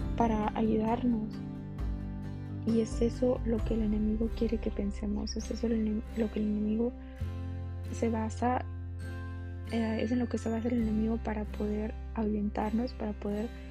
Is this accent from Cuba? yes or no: no; Mexico; como diríamos los mexicanos